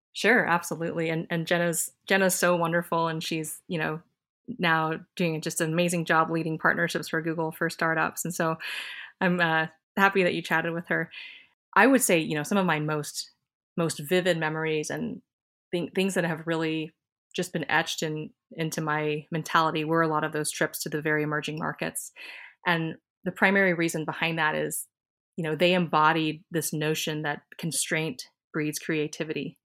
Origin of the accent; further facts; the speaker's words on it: Iowa, United States; also born or lived in Silicon Valley; now in Minnesota, United States; I was born in Iowa, and we both have a ton of family here in the Midwest